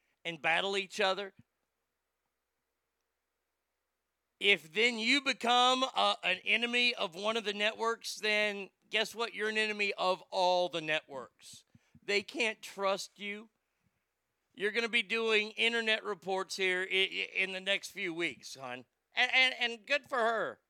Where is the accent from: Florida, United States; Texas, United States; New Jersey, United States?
Texas, United States; Garland; also born or lived in Rockwall, Texas; my hometown of Garland is one town away.